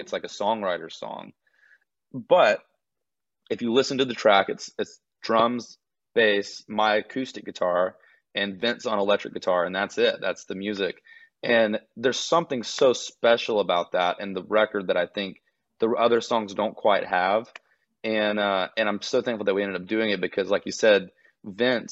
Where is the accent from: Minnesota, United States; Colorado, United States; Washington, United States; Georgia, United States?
Georgia, United States; Gainesville; moved away as an adult; now in Nashville, United States; I grew up on a small horse farm on the outskirts of Gainesville, Georgia